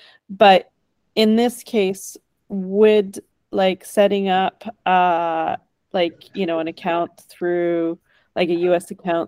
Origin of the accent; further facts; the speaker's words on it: Canada; I'm a Canadian